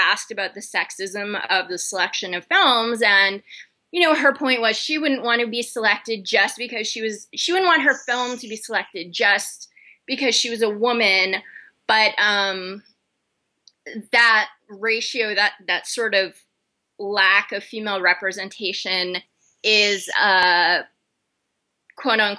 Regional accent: Texas, United States; now in New York, United States; I'm Jewish, I'm from Texas, I live in New York

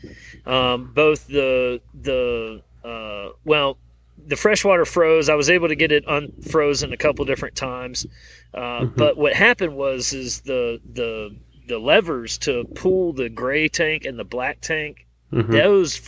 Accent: East Coast, United States; moved away; I grew up on the East Coast where we dealt with hurricanes every year.

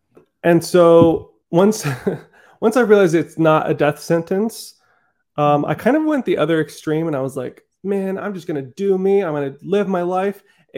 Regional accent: Netherlands; born there; I think a part of me feels like because, yeah, I was born in the Netherlands, so I have a little bit of Dutch in me, a little European

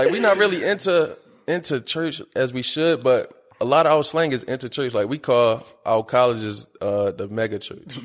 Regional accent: Baltimore, Maryland, United States; I'm from South Baltimore. I'm from over east.

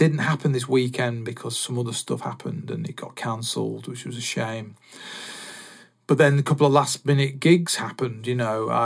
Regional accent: Salford, North West England, United Kingdom; I was born in Salford

